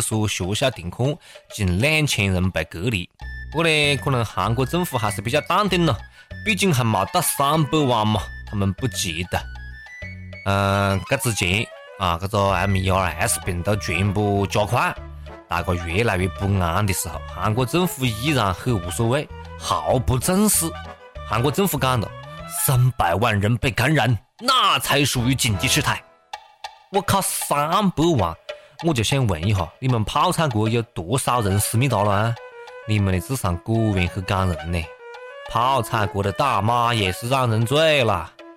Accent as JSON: {"language": "Chinese", "country": "China", "said": "我们中国人"}